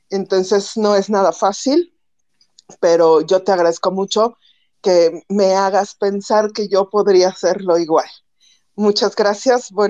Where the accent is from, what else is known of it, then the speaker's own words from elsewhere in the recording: Mexico City, Mexico; born there; now in Xalapa, Mexico; Yo vivo ahora en Veracruz, bueno, en Jalapa, Veracruz, pero nací en DF y todas mis vacaciones y todo fueron en el DF